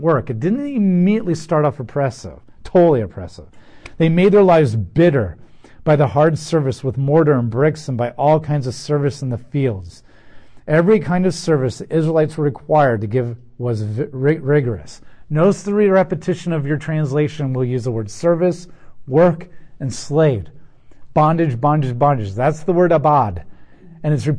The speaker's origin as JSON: {"language": "English", "country": "United States"}